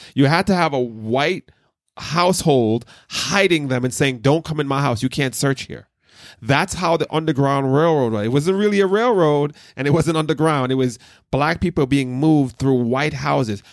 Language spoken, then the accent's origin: English; Jamaica; growing up in Jamaica and different black churches